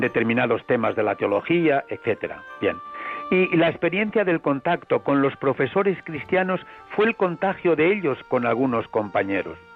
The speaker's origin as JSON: {"language": "Spanish", "town": "Villaseco del Pan", "region": "Castile and León", "country": "Spain", "tie": "born or raised there", "also_born_or_lived": "Toro", "said": "las buenas gentes de mi pueblo me recuerdan con cuatro o cinco años jugando a decir misa"}